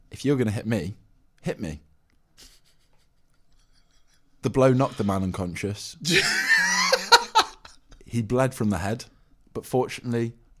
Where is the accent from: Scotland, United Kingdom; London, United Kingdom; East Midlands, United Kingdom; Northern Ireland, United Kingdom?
East Midlands, United Kingdom; Nottingham; I'm from Nottingham, and I don't live too far away from a little town called Mansfeld.